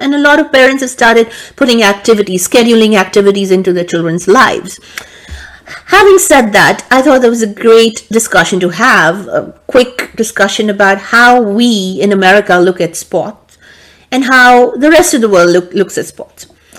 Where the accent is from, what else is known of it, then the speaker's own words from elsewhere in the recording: India; now in United States; I grew up in India